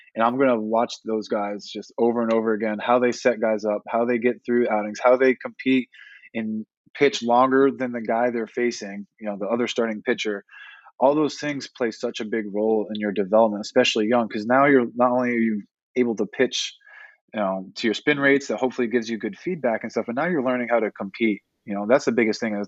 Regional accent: Northeast, United States; growing up in the Northeast

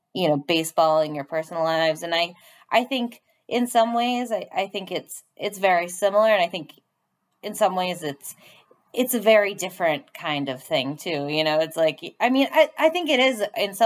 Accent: Boston, Massachusetts, United States; growing up in Boston

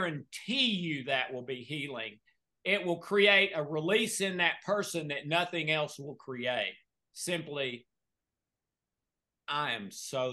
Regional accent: the South, United States; I'm from the South.

